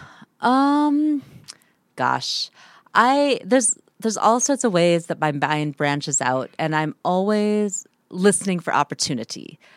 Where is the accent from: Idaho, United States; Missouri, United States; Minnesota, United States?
Minnesota, United States; moved away as an adult; also born or lived in Antarctica; growing up in Minnesota